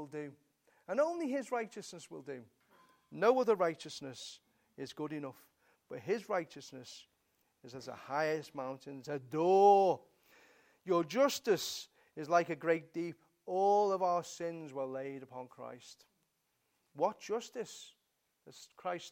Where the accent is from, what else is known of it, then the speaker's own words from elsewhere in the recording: England, United Kingdom; We're English, you know, we're British.